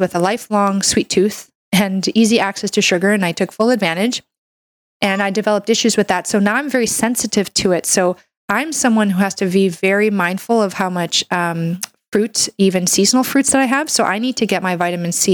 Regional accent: Canada; I'm a Canadian medical doctor

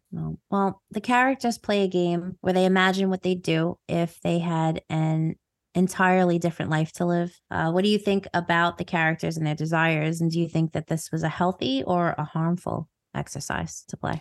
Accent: New York, United States; accent: New York

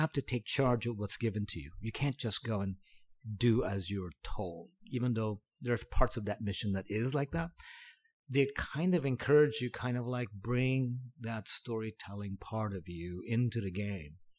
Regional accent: Cavite City, Calabarzon, Philippines; now in United States; I grew up in the Philippines. I was born there. s, born in a small town, um, called Cavite City.

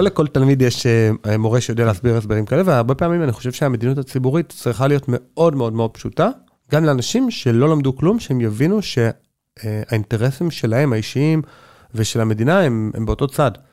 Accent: Neve Monosson, Central District, Israel; now in Jerusalem, Israel; אני גדלתי בנווה מונוסון

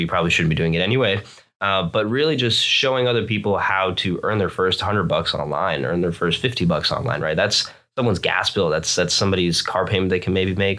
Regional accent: Florida, United States; moved away as an adult; also born or lived in New Jersey; now in California, United States; I moved down to Florida when I was a very small child, and I lived there for basically twenty-six years

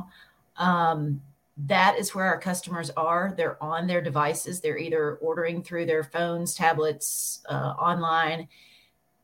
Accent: Birmingham, Alabama, United States; Birmingham, Alabama, born and bred.

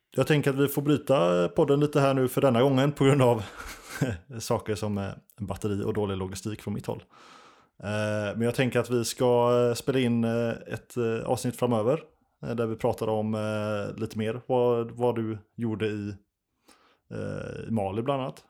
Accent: Sweden; vad man är van med som svensk

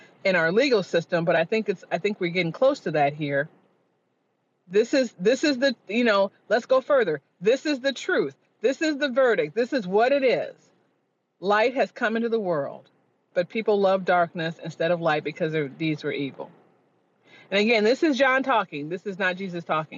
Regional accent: Chicago, Illinois, United States; moved away; I'm from Chicago originally, Southside Black Catholic

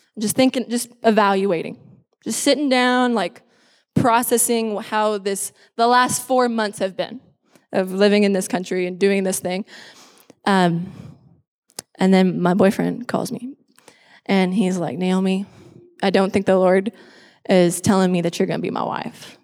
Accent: Lynnville-Sully, Iowa, United States; moved away as an adult; now in Texas, United States; I grew up in Iowa. I was born and raised there.

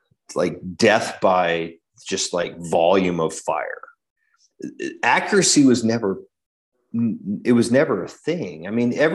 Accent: Idaho Falls, Idaho, United States; moved away as an adult; I grew up in Idaho Falls, which is like right on the Idaho, Montana, Wyoming border

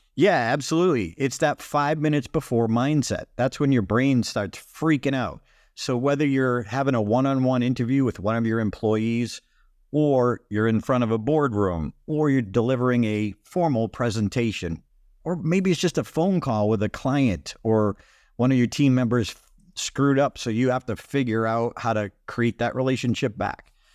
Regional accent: Boston, Massachusetts, United States; I come from Boston, we call it times

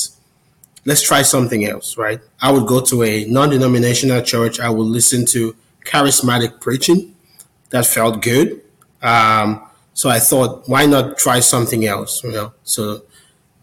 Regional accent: Cameroon; So I was born in Cameroon. I was raised Catholic, went to an all-boys Catholic school

